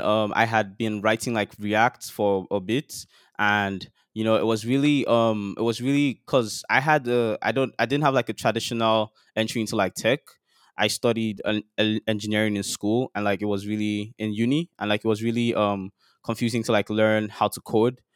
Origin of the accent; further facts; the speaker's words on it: Nigeria; life as a Nigerian boy growing up in Nigeria